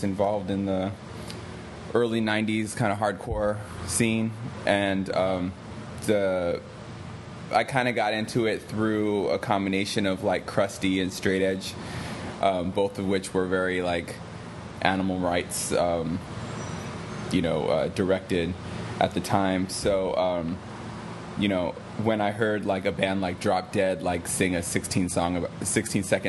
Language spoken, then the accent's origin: English; New York, United States; I'm from New York. 16-year-old, Lower East Side, Washington